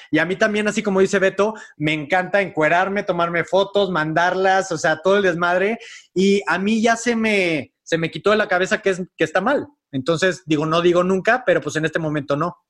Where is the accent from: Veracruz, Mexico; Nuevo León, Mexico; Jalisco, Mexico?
Nuevo León, Mexico; Monterrey; moved away; vengo educado de Monterrey